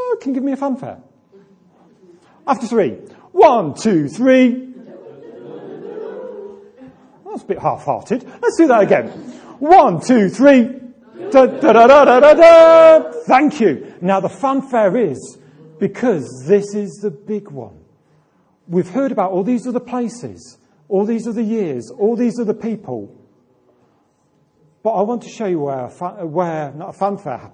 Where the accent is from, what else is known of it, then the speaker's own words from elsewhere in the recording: Atherstone, West Midlands, United Kingdom; from Atherston near Nuneaton, because Atherston's only a small place.